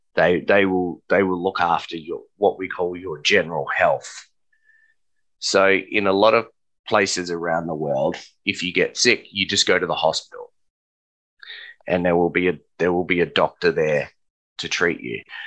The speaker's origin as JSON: {"language": "English", "country": "Australia", "said": "us as Australian citizens and permanent residents"}